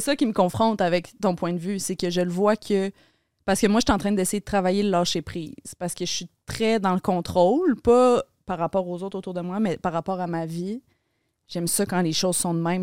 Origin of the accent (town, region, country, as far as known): Laval, Quebec, Canada; born or raised there; moved away as an adult; now in Montreal, Canada